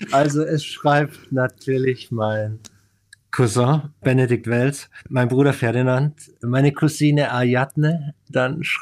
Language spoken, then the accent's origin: German; Munich, Bavaria, Germany; born there; Also München, tolle Stadt natürlich, ja. Ich fühle mich als Bayer, ja.